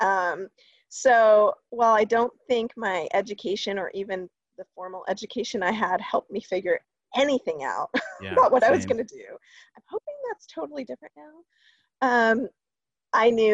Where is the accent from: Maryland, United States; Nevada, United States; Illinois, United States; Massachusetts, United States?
Maryland, United States; Columbia; I grew up in Maryland, a little town called Columbia